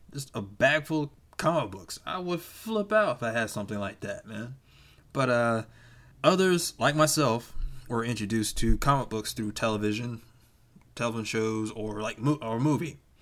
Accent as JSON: {"language": "English", "region": "Georgia", "country": "United States", "tie": "born or raised there", "moved": "yes", "said": "around my hometown back in Georgia, it's small"}